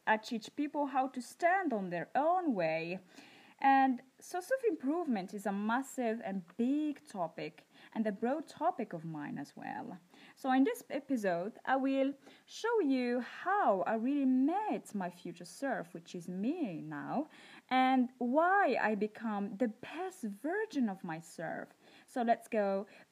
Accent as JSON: {"language": "English", "country": "Morocco", "tie": "born or raised there", "said": "I grew up in Morocco"}